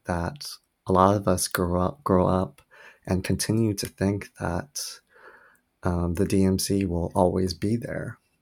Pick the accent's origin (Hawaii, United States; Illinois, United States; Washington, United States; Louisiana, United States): Hawaii, United States; Oahu; also born or lived in South Korea; I was born in South Korea and raised on the island of Oahu, Hawaii, where my family immigrated when I was really young.